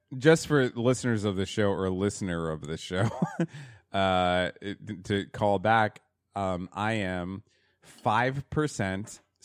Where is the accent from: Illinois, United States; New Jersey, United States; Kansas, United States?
New Jersey, United States; we're from Jersey.